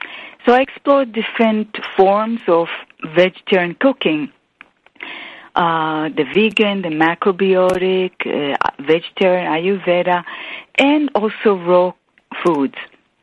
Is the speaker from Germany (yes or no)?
no; Israel; I grew up in Israel in a family of five children